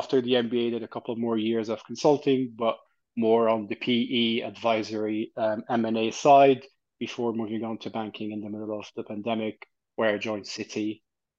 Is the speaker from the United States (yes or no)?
no; Egypt; also born or lived in Canada / Dubai; now in London, United Kingdom; I'm Egyptian, Italian. I grew up in Egypt, and then I'd moved to Canada